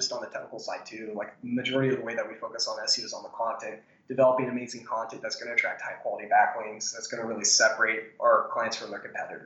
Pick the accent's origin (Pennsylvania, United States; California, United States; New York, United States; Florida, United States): Florida, United States; Tallahassee; I'm from Tallahassee, Florida, which is the capital, but it's a really small city